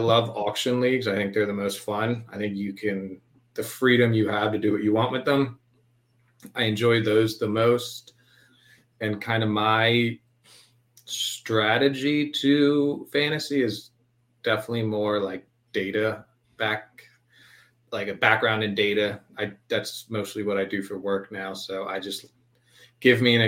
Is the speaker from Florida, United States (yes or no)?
no; Baltimore, Maryland, United States; also born or lived in Philadelphia area, Pennsylvania; I grew up mostly in Baltimore area in Maryland. So I moved here when I was like 2.5